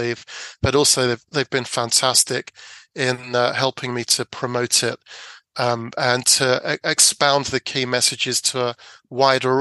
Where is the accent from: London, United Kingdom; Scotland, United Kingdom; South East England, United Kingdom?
London, United Kingdom; I grew up in South London